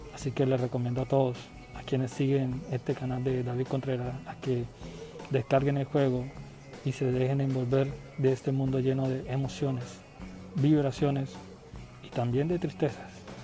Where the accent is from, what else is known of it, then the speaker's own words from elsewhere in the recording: Colombia; soy de Colombia